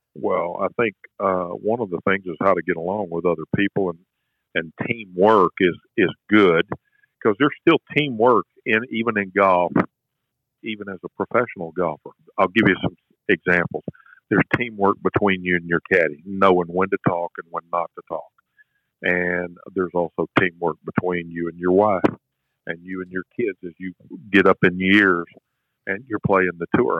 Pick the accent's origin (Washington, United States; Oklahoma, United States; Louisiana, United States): Louisiana, United States; Shreveport; I grew up in Shreveport, Louisiana